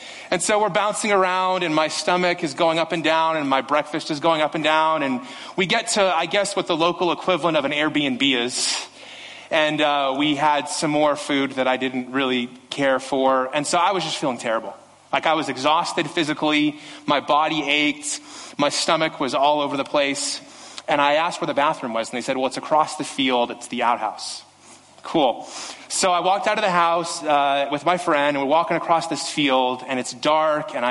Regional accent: Las Vegas, Nevada, United States; I grew up in Las Vegas.

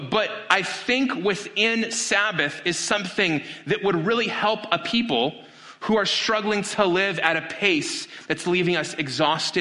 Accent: Las Vegas, Nevada, United States; my hometown of Las Vegas

